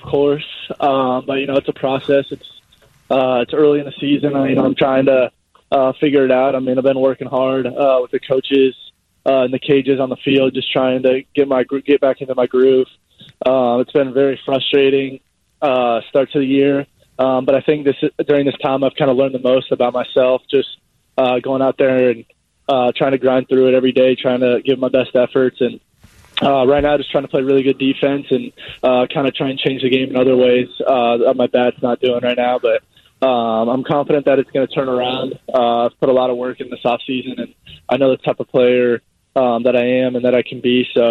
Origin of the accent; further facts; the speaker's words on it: Michigan, United States; Yeah, my whole family is born and raised in Michigan.